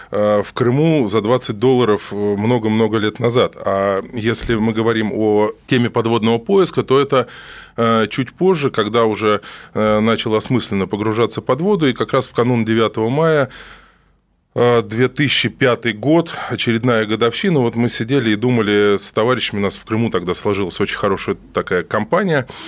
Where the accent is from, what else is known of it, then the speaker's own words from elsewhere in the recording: Moscow, Russia; Нет, я родом из Москвы.